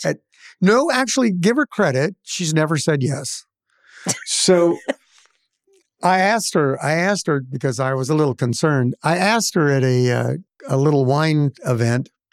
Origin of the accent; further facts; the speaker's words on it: Central Valley of California, United States; moved away as an adult; now in Oregon, United States; I was born and raised in the Central Valley of California, and I was back in Bakersfield